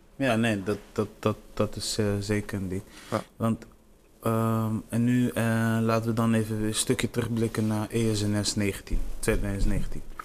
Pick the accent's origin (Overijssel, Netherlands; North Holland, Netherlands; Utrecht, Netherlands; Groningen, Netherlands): Groningen, Netherlands; Delfzijl; now in Groningen, Netherlands; Ik ben geboren in Delcel